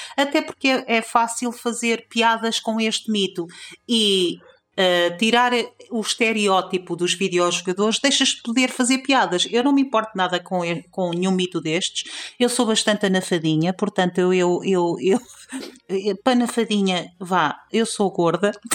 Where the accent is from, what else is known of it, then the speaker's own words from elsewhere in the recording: Trás-os-Montes, Norte, Portugal; seja a cultura transmontana, seja o facto de eu ter, ter crescido no bairro onde cresci